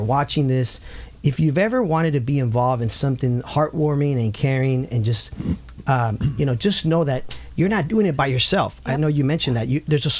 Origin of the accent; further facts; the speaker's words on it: Santa Ana, California, United States; I'm a native of Santa Ana. I grew up in Santa Ana